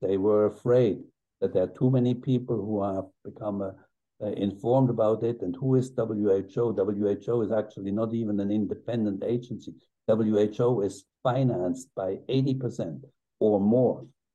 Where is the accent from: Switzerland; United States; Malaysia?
Switzerland; my home country